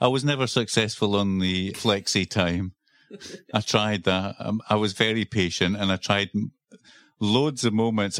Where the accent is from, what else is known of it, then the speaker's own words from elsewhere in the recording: Scotland, United Kingdom; accent: Scottish; also born or lived in Edinburgh, Scotland; that's my Scottish accent coming out